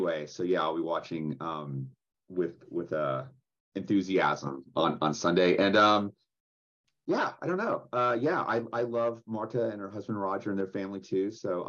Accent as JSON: {"language": "English", "town": "Dallas", "region": "Texas", "country": "United States", "said": "I am from Dallas."}